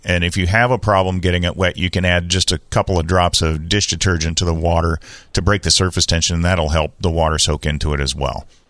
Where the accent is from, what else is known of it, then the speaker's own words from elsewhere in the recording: San Diego, California, United States; when I was a kid growing up in Bay Park, we had an alley